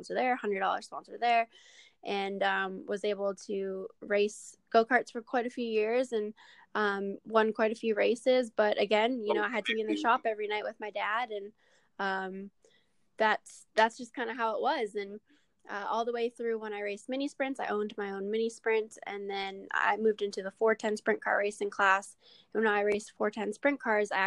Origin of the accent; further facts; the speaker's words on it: Canada; I'm a Canadian in an American sport